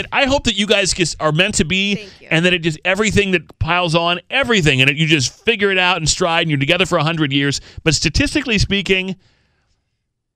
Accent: Massachusetts, United States; I was born in Massachusetts

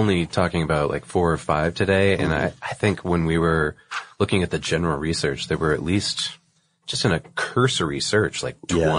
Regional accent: Massachusetts, United States; I chose one from, you know, the neck of the woods that I grew up in, which is, you know, I'm from Massachusetts. I went to school in New Hampshire.

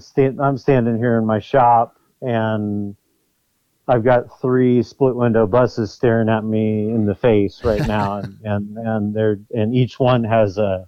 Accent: Oakland, California, United States; as a child, I grew up in Oakland, California.

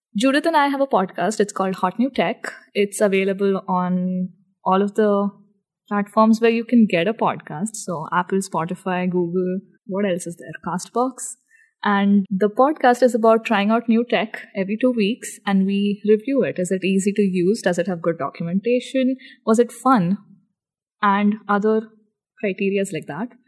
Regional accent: India; I am Indian

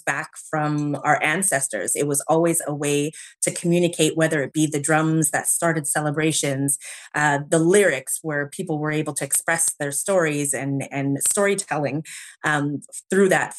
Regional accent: Winnipeg, Manitoba, Canada; born and raised in Canada

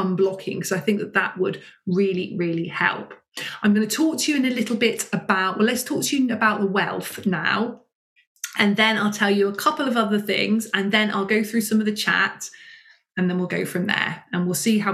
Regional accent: United Kingdom; as a British woman

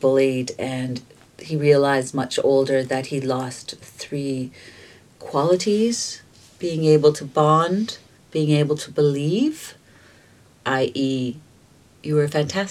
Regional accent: Toronto, Ontario, Canada; also born or lived in Malta; I think growing up in the Junction.

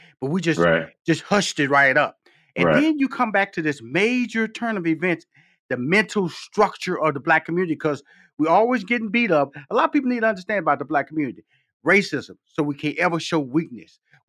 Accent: Houston, Texas, United States; I come from Fifth Ward, Texas, six sisters, two brothers. And I remember our parents, you know, I was born in Houston, Texas, but they're from Shreveport, Louisiana.

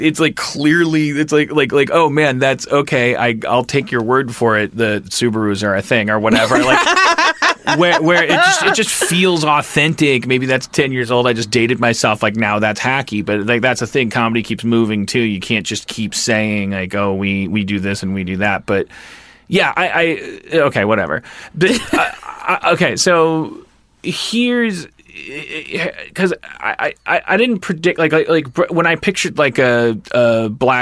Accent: Wisconsin, United States; I'm from Wisconsin

